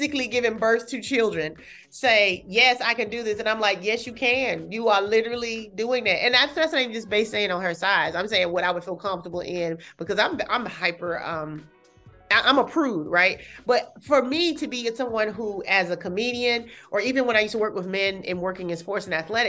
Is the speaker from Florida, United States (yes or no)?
no; California, United States; I'm from California